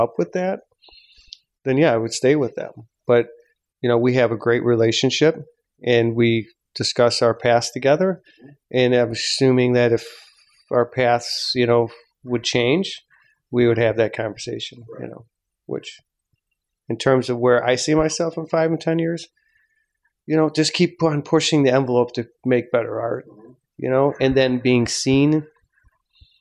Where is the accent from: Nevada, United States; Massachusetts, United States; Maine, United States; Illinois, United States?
Illinois, United States; Chicago; people in Chicago, in my hometown